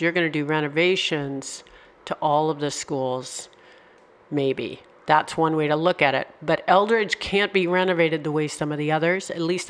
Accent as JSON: {"language": "English", "region": "California", "country": "United States", "lives_now": "Rhode Island, United States", "said": "I have to admit, I came from California. We don't have buildings that look quite like that."}